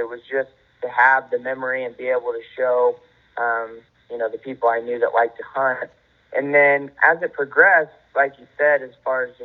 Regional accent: Missouri, United States; I'm from Missouri. George and I actually only live probably 80 miles apart, so I'm close to Iowa

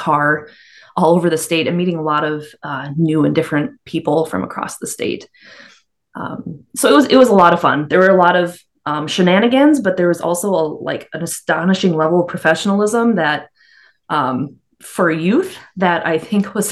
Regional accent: Stevens County and Douglas County, Minnesota, United States; I grew up in Stevens County and then Douglas County

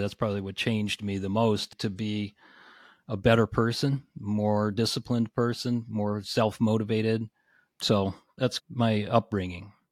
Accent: suburb of Cleveland, Northeast Ohio, United States; I grew up in Northeast Ohio, in a suburb of Cleveland, so a little bit west of Cleveland.

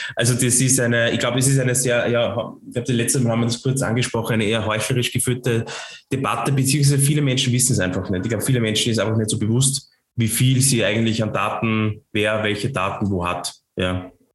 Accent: Lower Austria, Austria; accent: Lower Austrian; mit meinem niederösterreichischen Dialekt

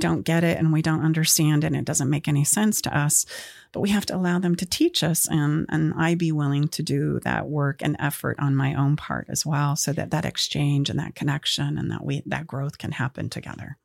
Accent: Utah, United States; moved away as an adult; now in Auburn, California, United States; I am from Utah

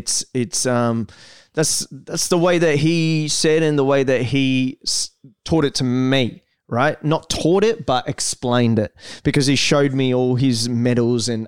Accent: Brazil; English is a second language; now in Australia; I was born in Brazil

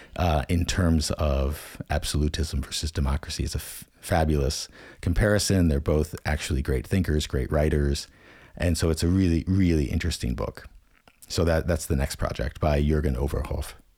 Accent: United States; accent: American; first language English; moved away as an adult; the one skill I had that no one from the European Union had was an American accent in my native language.

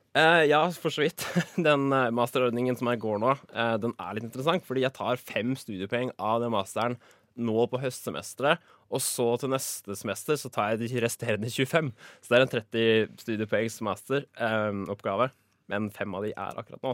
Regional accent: Drøbak, Akershus, Norway; moved away as an adult; also born or lived in Oslo; jeg er fra Drøbak.

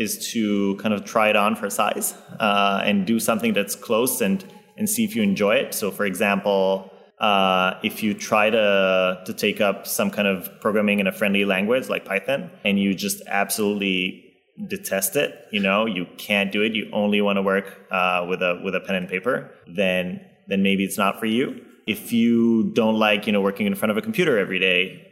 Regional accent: Israel; moved away; I come from Israel

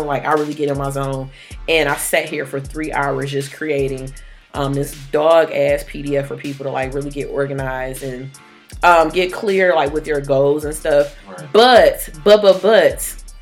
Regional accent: Detroit, Michigan, United States; I'm from Detroit, born and raised

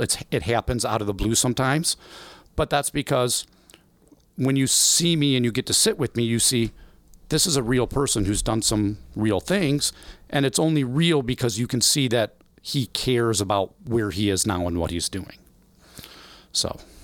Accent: Belleville, Illinois, United States; also born or lived in Freeburg; I was born and raised in Belleville, Illinois all my life

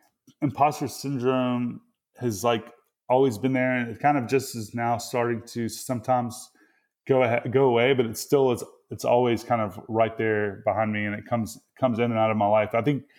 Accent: Mississippi, United States; accent: Mississippi; You know, I would like try to hide my Mississippi accent, which is kind of actually like pretty much happened, you know, over time because of those experiences.

